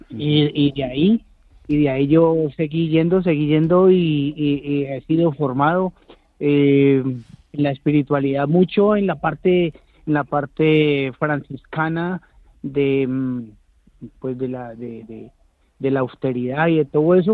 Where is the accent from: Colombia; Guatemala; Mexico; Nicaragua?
Colombia; now in Cuenca, Spain; Yo soy un colombiano